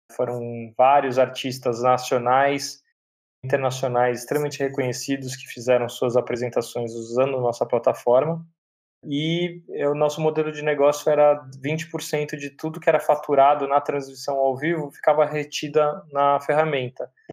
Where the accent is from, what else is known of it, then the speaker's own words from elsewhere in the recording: São Paulo, Brazil; eu sou de São Paulo, nascido no bairro do Tatuapé, meus pais até então, até hoje moram lá